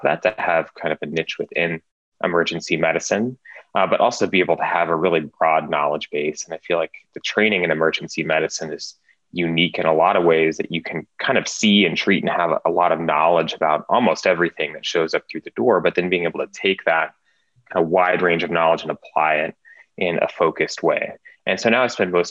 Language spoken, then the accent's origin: English; Oregon, United States; so I grew up in Oregon